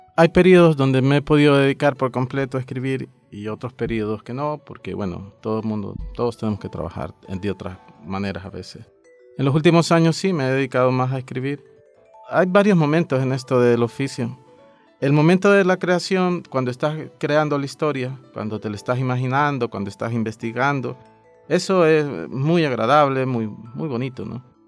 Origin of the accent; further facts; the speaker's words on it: El Salvador